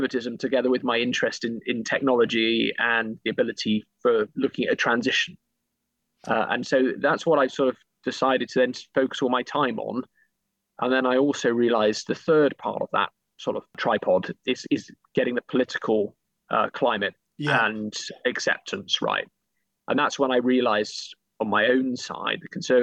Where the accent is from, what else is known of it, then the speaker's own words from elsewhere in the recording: Bristol, South West England, United Kingdom; I grew up in Bristol, big aerospace sort of capital.